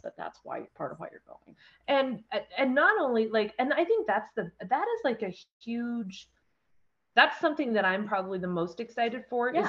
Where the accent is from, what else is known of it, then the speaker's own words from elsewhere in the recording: Condon, Oregon, United States; also born or lived in Grass Valley, Oregon; I grew up in Eastern Oregon, grew up in Condon, um, lived just outside of town of Grass Valley, Oregon, um, on a ranch.